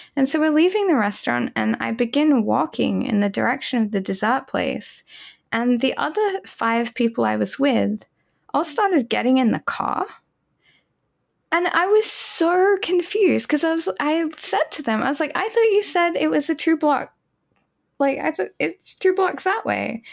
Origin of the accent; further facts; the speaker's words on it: Australia; I grew up in Australia